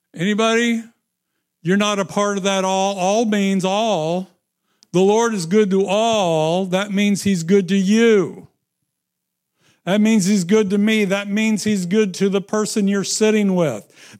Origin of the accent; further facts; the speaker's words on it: Midwest, United States; I am from the Midwest.